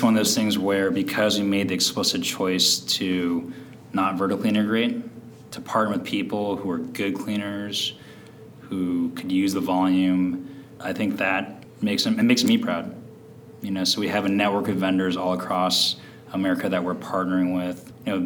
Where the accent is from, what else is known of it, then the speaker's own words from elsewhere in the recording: San Francisco, California, United States; I grew up in San Francisco